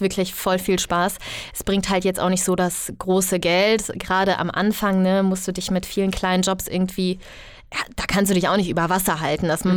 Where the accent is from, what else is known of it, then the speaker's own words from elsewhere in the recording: Bergisches Land, North Rhine-Westphalia, Germany; moved away as an adult; now in Berlin, Germany; ich komme aus dem Bergischen Land und ich bin dann, ja, nach Berlin gezogen